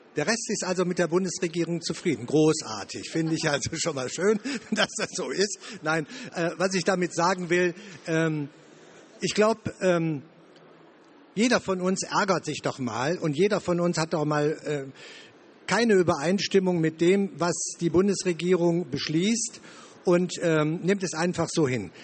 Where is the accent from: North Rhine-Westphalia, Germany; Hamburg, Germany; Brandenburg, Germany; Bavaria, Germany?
North Rhine-Westphalia, Germany; Wuppertal; Ich komme aus NRW, aus Wuppertal